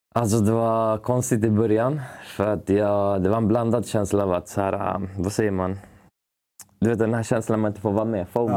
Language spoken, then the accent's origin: Swedish; Uppsala, Uppsala County, Sweden; also born or lived in Stockholm; jag är uppväxt i, i Gränby i Uppsala